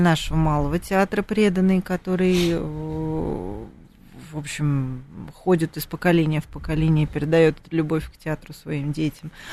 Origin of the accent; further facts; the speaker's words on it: Moscow, Russia; мы, москвичи